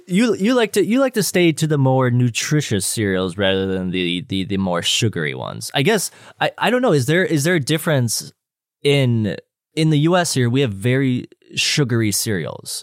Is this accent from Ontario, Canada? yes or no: no; Calgary, Alberta, Canada; I'm a Canadian, I'm a Calgarian